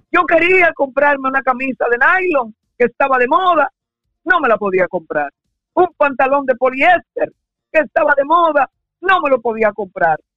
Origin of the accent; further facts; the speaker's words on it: Santo Domingo, Distrito Nacional, Dominican Republic; now in United States; yo nací en Santo Domingo, República Dominicana. Yo soy dominicano